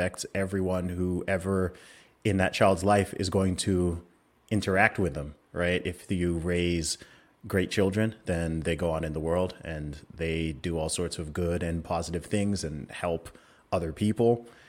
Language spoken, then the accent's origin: English; Saudi Arabia; Of course, a lot of people know I grew up in Saudi Arabia. So I lived there for 20 years, and my parents used to work over there. Both my parents are originally from Nigeria.